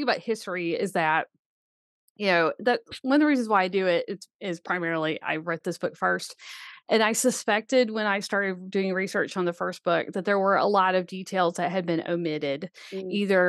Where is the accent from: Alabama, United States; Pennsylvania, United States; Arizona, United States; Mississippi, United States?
Alabama, United States; Birmingham; I grew up in Birmingham, Alabama. I never touched a horse until I was 15